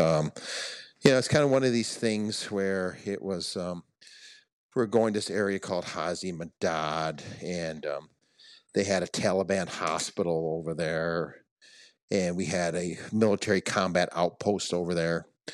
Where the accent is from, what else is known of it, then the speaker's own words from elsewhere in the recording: Detroit, Michigan, United States; growing up in Detroit